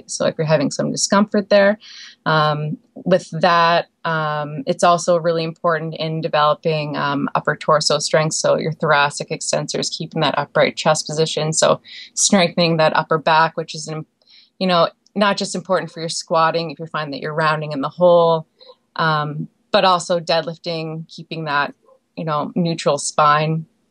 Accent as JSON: {"language": "English", "region": "Prince Edward Island", "country": "Canada", "tie": "born or raised there", "also_born_or_lived": "Alberta", "moved": "as an adult", "said": "I grew up in Prince Edward Island, Canada"}